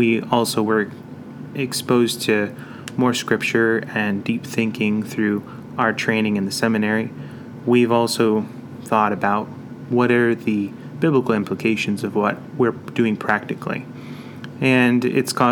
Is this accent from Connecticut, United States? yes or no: no; New York City, New York, United States; now in Ankeny, United States; My dad was a missionary for 22 years in Queens, New York. I was born in Queens